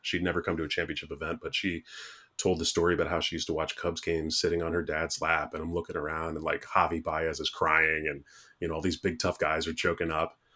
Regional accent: Chicago, Illinois, United States; I was born in Wrigleyville, like, literally. It was a seven block walk to the, to the stadium.

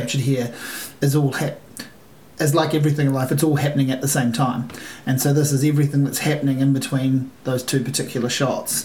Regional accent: Hastings, Hawke's Bay, New Zealand; I grew up in Hastings

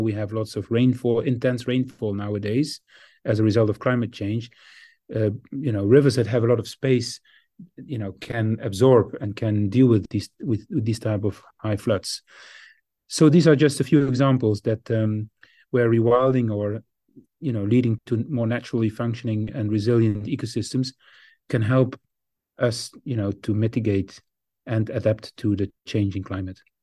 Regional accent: Netherlands; my home country, the Netherlands

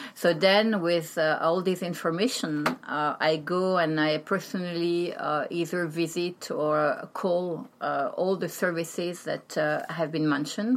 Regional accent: Paris, Île-de-France, France; also born or lived in Brittany; I'm from France. Um, born and raised in Paris.

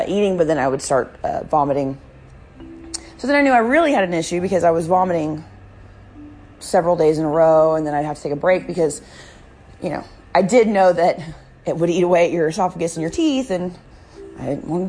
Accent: the South, United States; I'm from the South, okay, like, my family's from North Carolina and Virginia

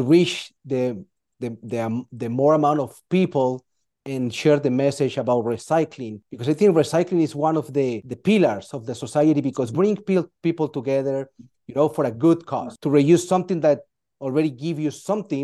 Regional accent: Colombia; now in United States; I'm from Colombia

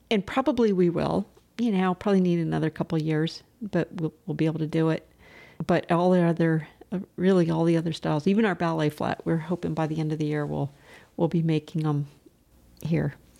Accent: Southern California, United States; moved away as an adult; also born or lived in Chicago / Boston / Charlottesville / Gloucester Rockport area; now in Scottsville, United States; I grew up in Southern California where there's, you know, it's congested

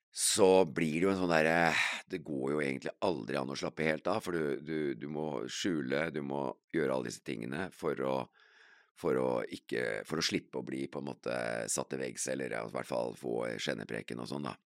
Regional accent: Kongsberg, Buskerud, Norway; jeg vokste jo opp på Heistadmoen

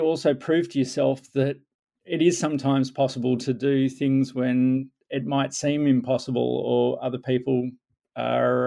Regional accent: Melbourne, Victoria, Australia; I grew up in Melbourne, Australia

